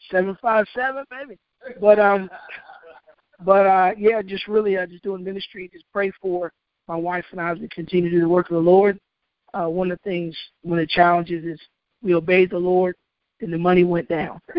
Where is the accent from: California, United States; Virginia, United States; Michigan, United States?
Virginia, United States; Hampton; I, I came from Hampton